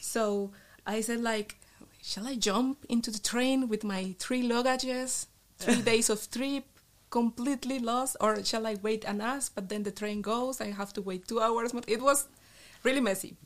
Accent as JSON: {"language": "English", "town": "Bucaramanga", "region": "Santander", "country": "Colombia", "also_born_or_lived": "Nijmegen, Netherlands / Maastricht, Netherlands", "second_language": "English", "moved": "as an adult", "lives_now": "Eindhoven, Netherlands", "said": "in my city, I'm from Bucaramanga, a little city in the northeast"}